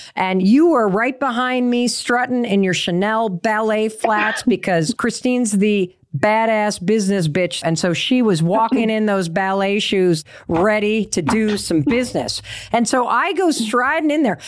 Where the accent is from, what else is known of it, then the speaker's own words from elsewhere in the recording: Northeast, United States; we're all from the Northeast.